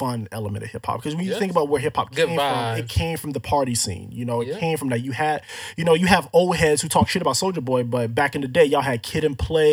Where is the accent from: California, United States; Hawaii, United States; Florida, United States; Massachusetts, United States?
Florida, United States; growing up in Florida